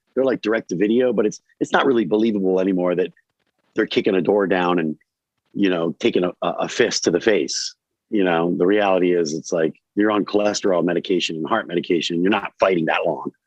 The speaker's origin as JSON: {"language": "English", "town": "Newark", "region": "Delaware", "country": "United States", "tie": "born or raised there", "said": "I grew up in Rob Scott Manor in Newark, Delaware"}